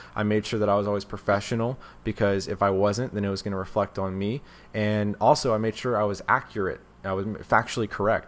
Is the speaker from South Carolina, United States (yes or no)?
yes; South Carolina, United States; growing up in South Carolina, I had no magic shop and I had no magicians nearby.